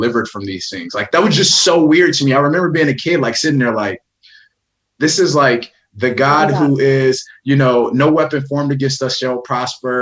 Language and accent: English; Benton Harbor, Michigan, United States; I'm born and raised in Benton Harbor, Michigan